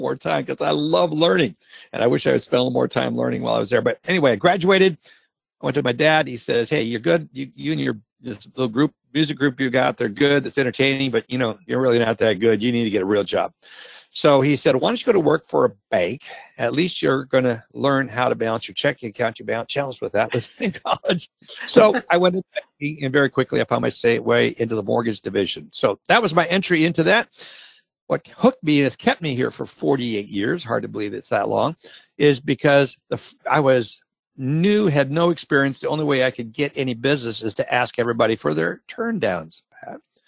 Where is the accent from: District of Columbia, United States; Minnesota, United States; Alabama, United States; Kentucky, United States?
Minnesota, United States; I grew up in Minnesota. I grew up in a small community